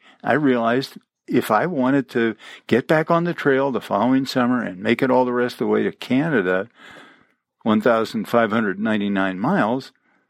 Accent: Champaign-Urbana, Illinois, United States; I grew up mostly in Champaign-Urbana, Illinois, on the prairie, where there were no hills, there were no rocks

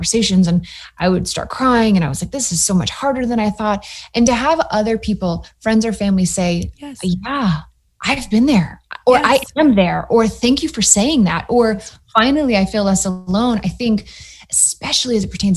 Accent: Matthews, North Carolina, United States; moved away as an adult; also born or lived in New York / Austin, Texas; I grew up in Matthews, North Carolina, outside of Charlotte

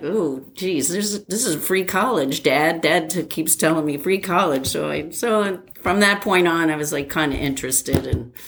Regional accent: New Jersey, United States; So I grew up in New Jersey.

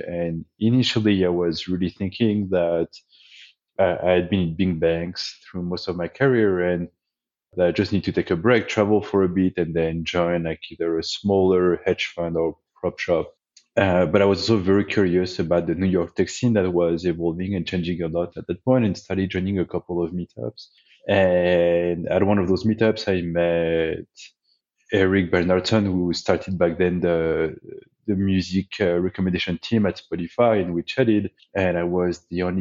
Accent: France; English is a second language; moved away as an adult; now in United States; I grew up in France. Despite being in the US for 15 years, I've never managed to get rid of my accent

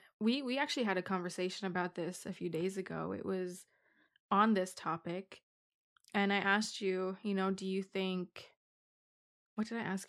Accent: Ireland; also born or lived in Romania; now in Canada; Born in Romania, raised in Ireland. I feel like every time we have this conversation with people, it gets so complicated because we've moved so many times.

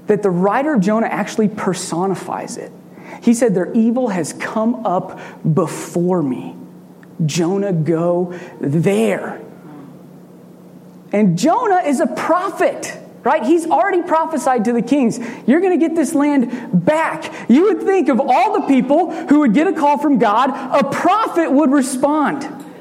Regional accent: Red Oak, Iowa, United States; I'm from Red Oak, Iowa

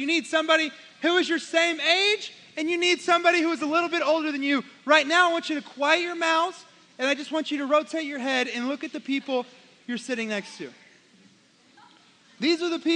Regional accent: Oklahoma, United States; I'm from Oklahoma

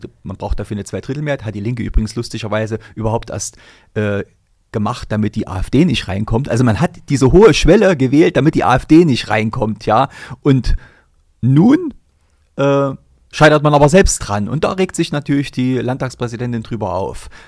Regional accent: East Germany, Germany; Also klar ist die Sache bei uns im Osten entstanden.

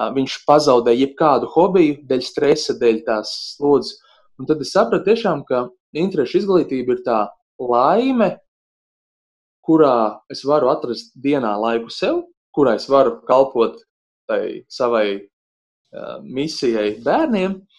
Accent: Bauska, Bauska Municipality, Latvia; moved away as an adult; mana dzimtā puse Bauska

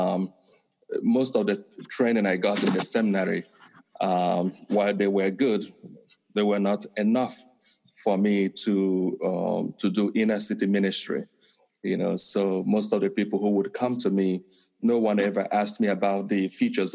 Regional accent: Nigeria; first language Igbo; English is a second language; moved away as an adult; also born or lived in Argentina; now in Connecticut, United States; I was born and raised in Nigeria

